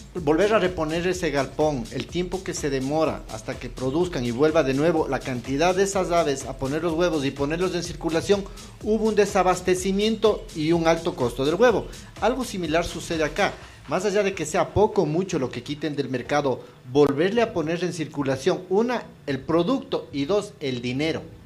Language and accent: Spanish; Ecuador; como ecuatorianos